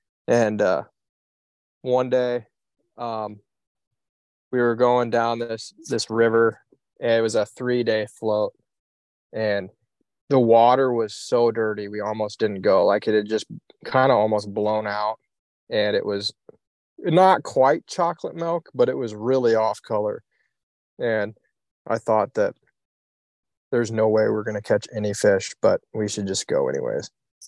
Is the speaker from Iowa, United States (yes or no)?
yes; Iowa, United States; I'm from Iowa, so country music is hard to beat.